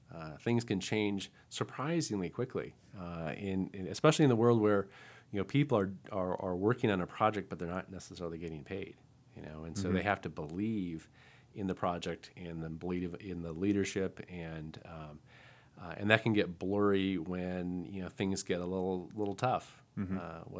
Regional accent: Albuquerque, New Mexico, United States; And I remember one time when I was growing up in Albuquerque, and my mom got us into figure skating

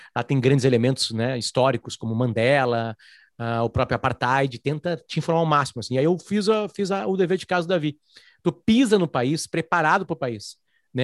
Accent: Brazil; sou brasileiro

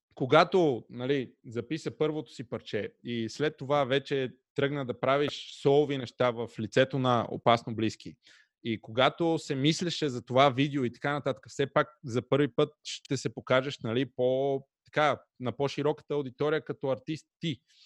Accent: Pernik, Pernik Province, Bulgaria; Радио Enjoy, разбира се, в град Перник, откъдето съм аз.

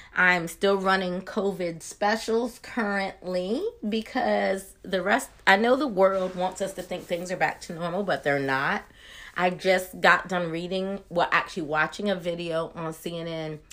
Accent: Maryland, United States; moved away as an adult; now in Georgia, United States; I'm originally from Maryland, but Georgia, where I've lived for the last decade

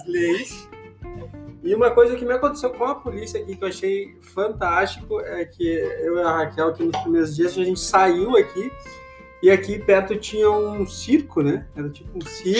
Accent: Brazil; moved away; A gente é, é do Brasil

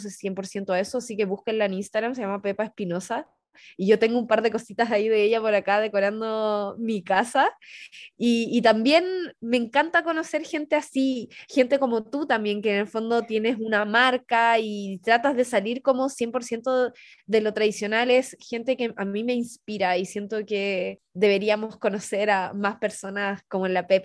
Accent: La Serena, Coquimbo, Chile; poder llegar desde una región como yo, que soy … de la Serena

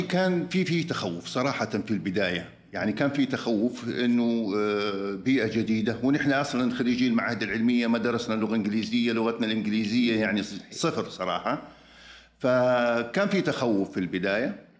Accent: Saudi Arabia; moved away as an adult; also born or lived in Michigan, United States; عدت للمملكه العربيه السعوديه

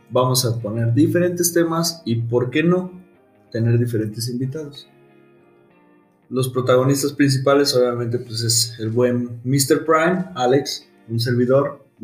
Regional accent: Mexico; que somos mexicanos. Somos mexas.

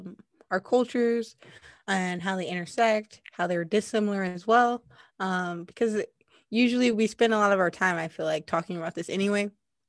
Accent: Indianapolis, Indiana, United States; now in New York City, United States; So I'm from Indianapolis, and I was born in 1992.

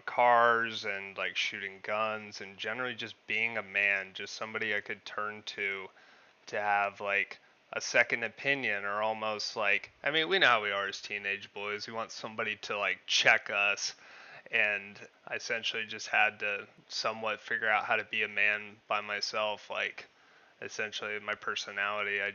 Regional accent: Parker, Arizona, United States; moved away as an adult; also born or lived in Pennsylvania; town in Arizona called Parker. Grew up there most of my life

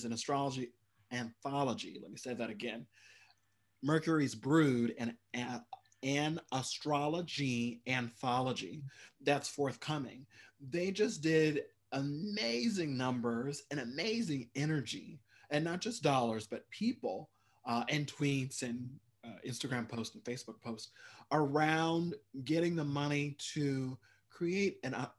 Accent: Midwest, United States; also born or lived in Minnesota; I grew up in the Midwest and went to school in Minnesota.

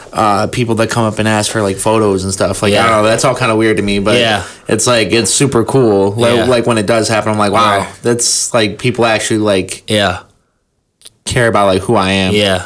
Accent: Cleveland, Ohio, United States; And then for I'm from Cleveland, so for the longest time, I was like blogging and like reviewing music on there.

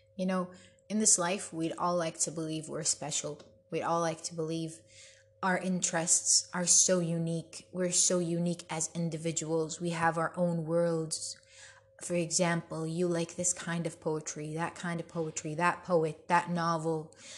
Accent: Bethlehem, West Bank, Palestine; I'm originally Palestinian. I'm from Bethlehem and I have a huge family there

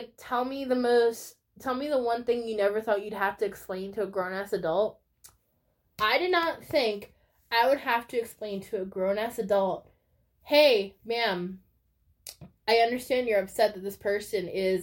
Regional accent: United States; as an American

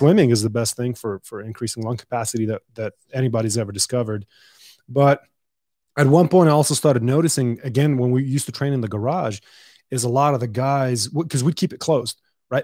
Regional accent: Dubai, United Arab Emirates; now in El Paso, United States; I was born and raised in Dubai

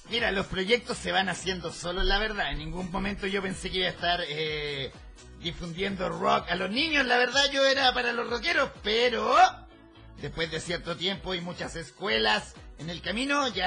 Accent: Santiago, Santiago Metropolitan Region, Chile; Santiago de Chile.

